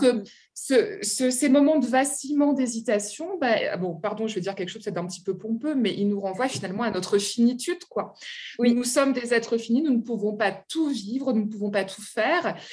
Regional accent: France; also born or lived in Germany; je rentre en France

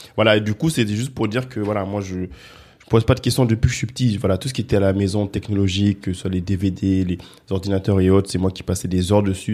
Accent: France; also born or lived in Guinea; moi je suis né en Guinée, je suis venu en France, j'ai grandi ici.

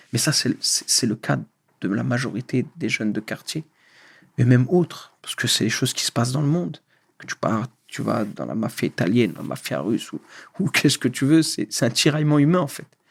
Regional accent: France; born or raised there; moved away as an adult; also born or lived in Algeria; now in Morocco

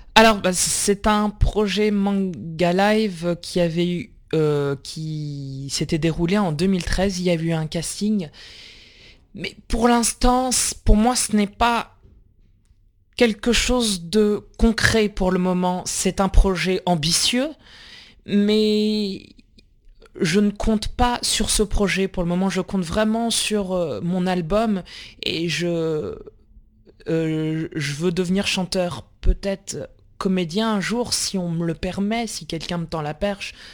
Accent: La Rochelle, Nouvelle-Aquitaine, France; also born or lived in Fortaleza, Brazil; j'ai été adopté à l'âge de 6 mois et je suis arrivé en France en 1992, à La Rochelle.

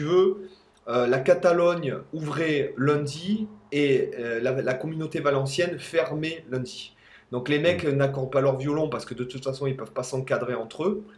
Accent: France; now in Spain; en tant que Français, j'ai le droit de rentrer dans mon pays d'origine

